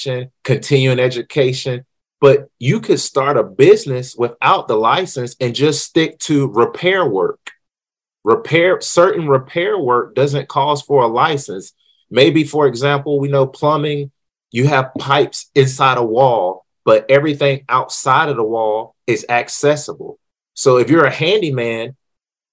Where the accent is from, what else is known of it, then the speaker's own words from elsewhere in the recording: North Carolina, United States; I'm from North Carolina